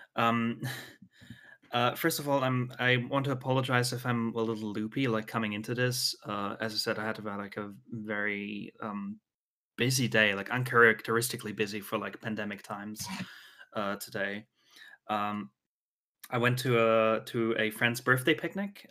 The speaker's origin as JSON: {"language": "English", "country": "Austria", "said": "I'm from Austria"}